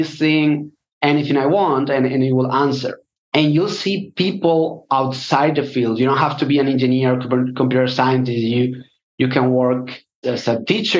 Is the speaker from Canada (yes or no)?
no; Spain; also born or lived in London; I'm from Spain